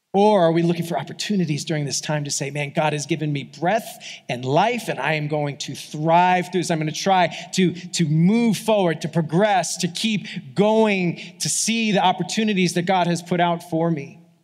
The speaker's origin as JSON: {"language": "English", "region": "New York", "country": "United States", "tie": "born or raised there", "moved": "yes", "said": "I grew up in New York, like as a kid"}